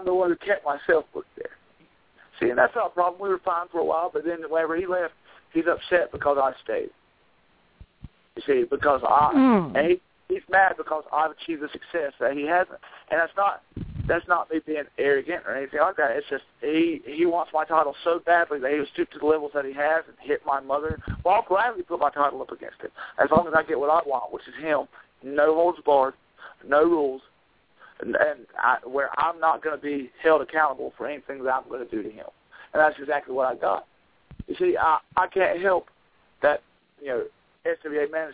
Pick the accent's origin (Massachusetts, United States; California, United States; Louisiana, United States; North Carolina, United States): North Carolina, United States; Asheboro; moved away; I'm originally from Asheboro, North Carolina, which is a couple hours north from where I am now.